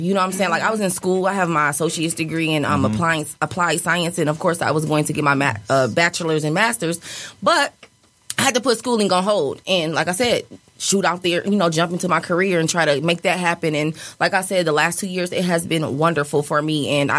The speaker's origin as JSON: {"language": "English", "town": "Battle Creek", "region": "Michigan", "country": "United States", "said": "I cannot deny where I'm from. I'm from Battle Creek, Michigan, and I have been commuting for over 10 years."}